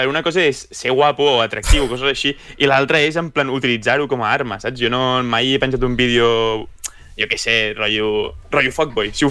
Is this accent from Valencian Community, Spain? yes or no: no; Sant Cugat del Vallès, Catalonia, Spain; com som de Sant Cugat